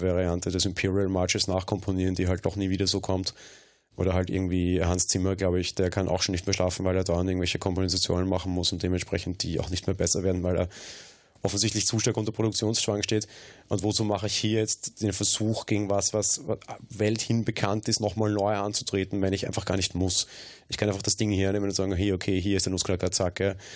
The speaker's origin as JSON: {"language": "German", "country": "Austria", "said": "bei uns in Österreich"}